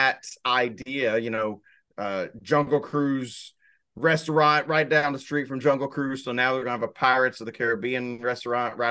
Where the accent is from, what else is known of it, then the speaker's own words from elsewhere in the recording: Arkansas, United States; I'm from Arkansas